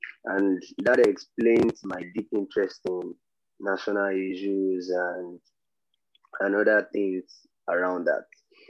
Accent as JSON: {"language": "English", "country": "Nigeria", "said": "I like to think of myself as a conscious Nigerian youth"}